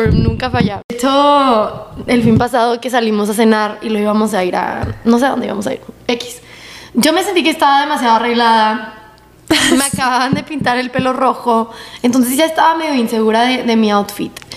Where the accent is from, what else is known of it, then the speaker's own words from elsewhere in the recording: El Paso, Texas, United States; moved away; que no me conocen por ser del paso